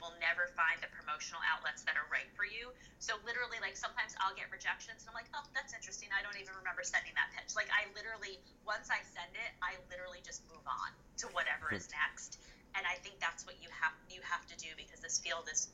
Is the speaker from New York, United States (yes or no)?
yes; Hudson Valley, upstate New York, United States; I was born and raised in the Hudson Valley, which is in upstate New York.